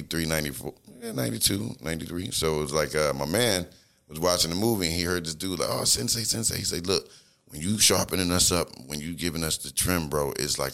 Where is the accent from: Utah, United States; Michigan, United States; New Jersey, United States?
New Jersey, United States; we was from Jersey